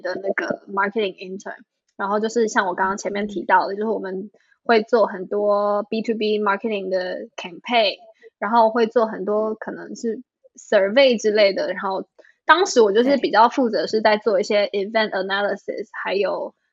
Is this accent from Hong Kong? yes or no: no; Taipei, Taiwan; moved away as an adult; also born or lived in New York, United States; now in Shanghai, China; 我是出生长大在对。台北